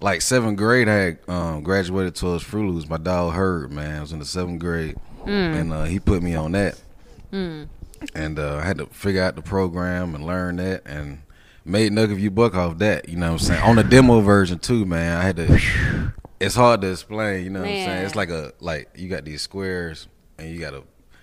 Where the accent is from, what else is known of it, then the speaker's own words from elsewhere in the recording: Ellenwood, Georgia, United States; Just growing up there